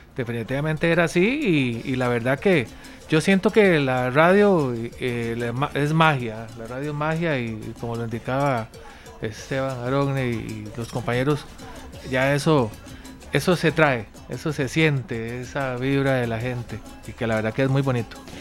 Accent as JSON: {"language": "Spanish", "country": "Costa Rica", "said": "las raíces de nosotros como costarricenses"}